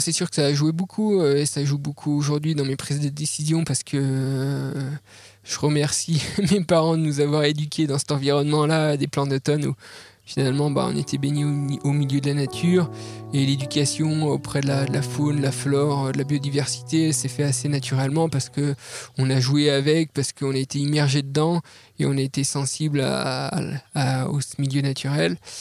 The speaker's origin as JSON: {"language": "French", "area": "Jura mountains", "region": "Bourgogne-Franche-Comté", "country": "France", "tie": "born or raised there", "said": "je suis natif euh, des montagnes du Jura"}